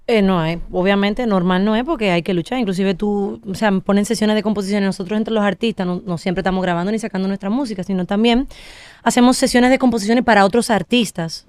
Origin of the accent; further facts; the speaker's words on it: Dominican Republic; Yo soy la única dominicana